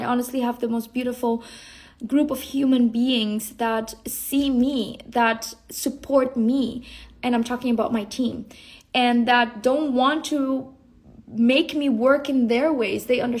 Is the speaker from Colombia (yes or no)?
yes; Colombia; born there; coming from the jungle, you know, I was born in the Colombian jungle.